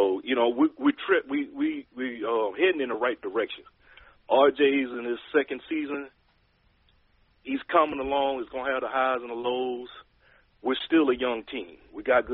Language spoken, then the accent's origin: English; Louisiana, United States; accent: southern; moved away as an adult; now in San Diego, United States; I am from the South. I'm from the Boot originally